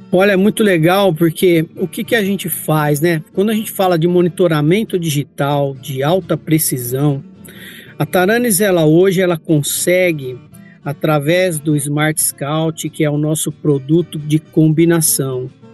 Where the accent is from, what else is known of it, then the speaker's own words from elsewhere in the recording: Campinas, São Paulo, Brazil; Eu sou natural de Campinas, aqui em São Paulo